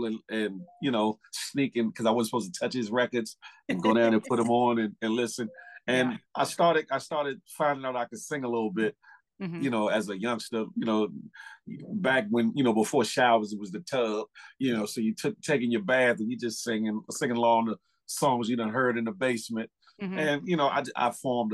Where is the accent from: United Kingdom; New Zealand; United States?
United States; Washington, District of Columbia; Came up in a big old greenhouse on 14th Street, Northwest Uptown, an area in Washington, D.C.